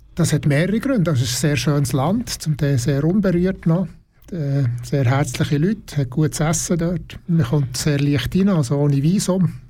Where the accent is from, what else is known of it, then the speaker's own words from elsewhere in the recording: Burgdorf, Bern, Switzerland; ich komme aus Burgdorf, Kanton Bern